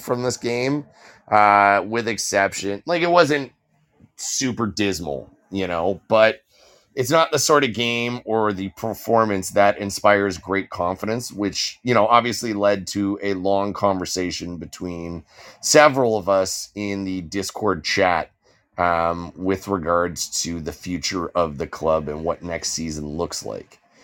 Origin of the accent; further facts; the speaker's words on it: Canada; as a Canadian citizen